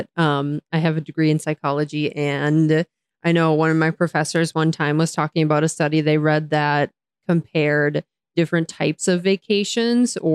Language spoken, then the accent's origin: English; United States; I am an American